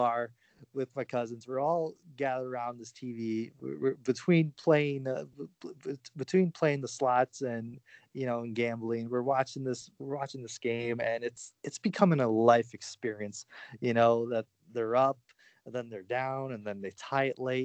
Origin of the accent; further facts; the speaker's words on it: Windsor, Ontario, Canada; it was from Windsor across the border